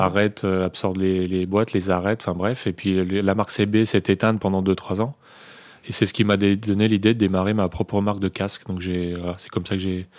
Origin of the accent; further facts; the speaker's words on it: Morillon, Auvergne-Rhône-Alpes, France; also born or lived in Bonneville; quelques minutes de Morillon, mon village natal